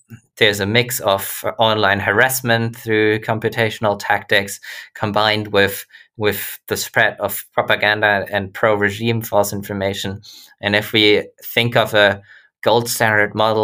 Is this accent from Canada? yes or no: no; Germany; my home country of Germany